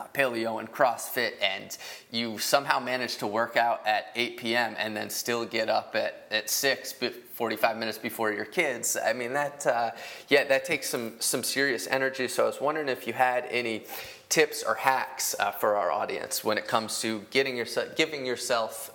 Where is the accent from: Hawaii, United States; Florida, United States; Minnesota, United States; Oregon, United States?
Minnesota, United States; I'm from Minnesota. My dad's from Wisconsin, but I'm from Minnesota